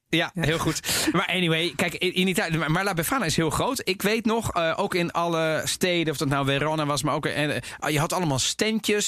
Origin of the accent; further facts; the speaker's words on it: The Hague, South Holland, Netherlands; in Den Haag, waar ik ben opgegroeid